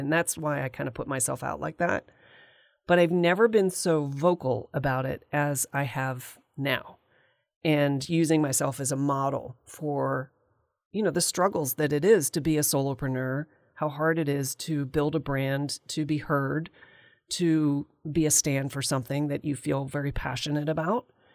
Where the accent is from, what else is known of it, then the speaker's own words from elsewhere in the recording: Valley Forge, Pennsylvania, United States; I was born in Valley Forge, Pennsylvania, and I went to art school